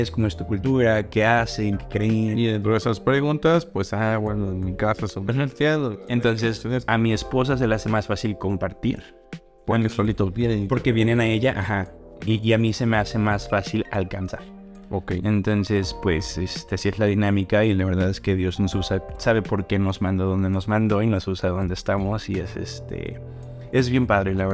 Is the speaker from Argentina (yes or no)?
no; Mexico; siendo yo moreno, desde que soy de México.